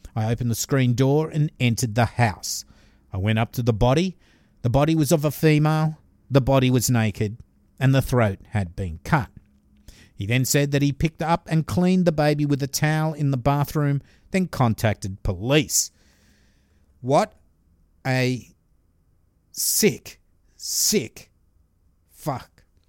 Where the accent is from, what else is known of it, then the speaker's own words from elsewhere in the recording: Glenfield, New South Wales, Australia; my hometown murder